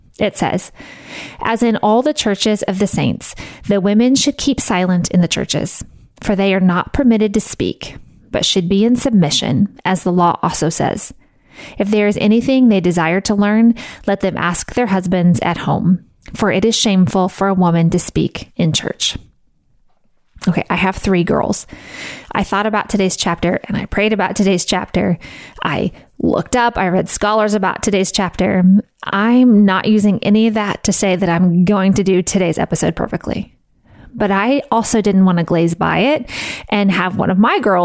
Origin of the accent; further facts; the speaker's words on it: the Bible Belt, United States; I grew up in the Bible Belt